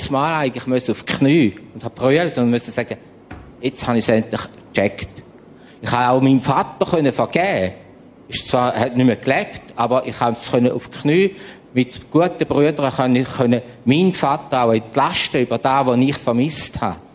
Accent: St. Gallen, Switzerland; Ich weiß, ich bin auch Schweizer, St. Galler, Gastenländler, Landwirtschaft, eng, eng.

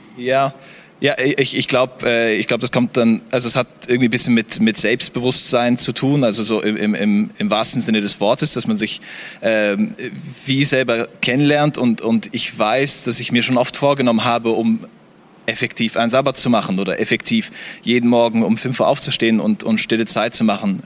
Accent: Namibia; moved away as an adult; also born or lived in South Africa; now in Switzerland; ich komme aus Namibia.

